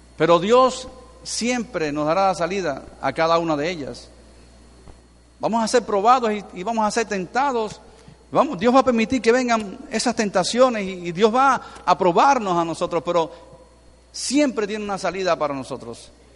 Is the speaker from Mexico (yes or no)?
no; Venezuela; somos ciudadanos de Venezuela